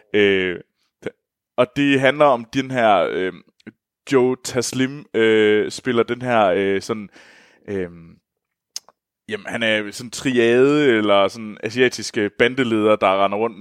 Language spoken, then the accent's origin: Danish; Denmark; moved away as an adult; Nu har jeg jo meldt mig ud af det danske, af Danmark